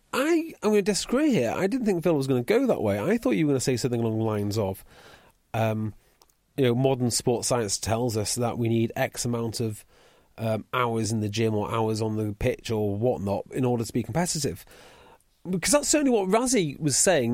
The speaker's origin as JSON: {"language": "English", "area": "Welsh", "region": "Wales", "country": "United Kingdom", "said": "I'm Welsh"}